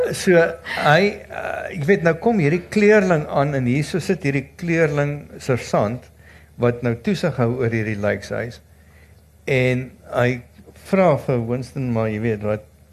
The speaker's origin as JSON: {"language": "Afrikaans", "country": "South Africa", "said": "ons as Suid-Afrikaners"}